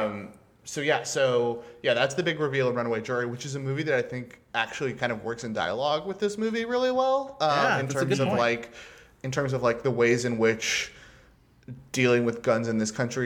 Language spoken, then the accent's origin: English; Texas, United States; I'm from Texas. I grew up with people who have traditions of guns in their family.